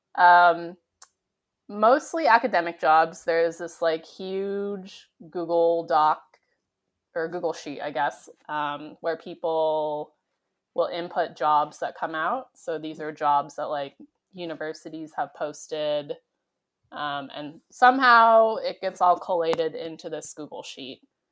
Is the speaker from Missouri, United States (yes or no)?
no; San Diego, California, United States; I grew up in San Diego, and so I was very close to the beach and the ocean